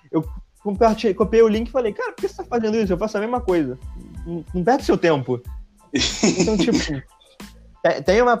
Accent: Angra dos Reis, Rio de Janeiro, Brazil; Sou de Angra.

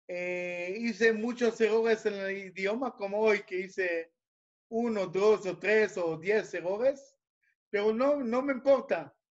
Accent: Israel; Spanish is a second language; e inglés por modo de la escuela aquí en Israel, hebreo no sé por qué, yo soy israelí

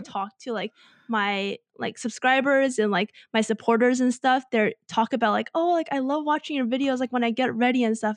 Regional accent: United States; growing up in America

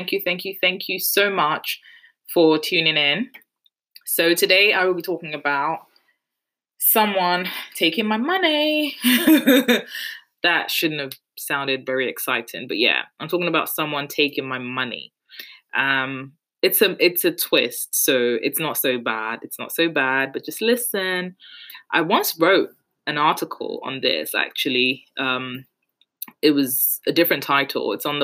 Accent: Nigeria; now in United Kingdom; We like to show off just because we're Nigerian, we're Yoruba. It's what we do.

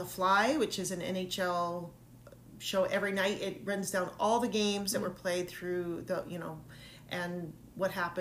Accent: Saskatoon, Saskatchewan, Canada; accent: Canadian; My home province, I might add. Born in Saskatoon, Saskatchewan. There's my little Canadian accent there.

